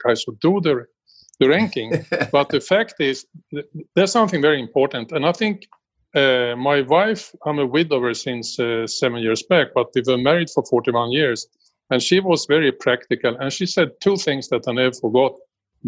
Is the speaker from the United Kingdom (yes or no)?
no; Sweden; born in Sweden in 1948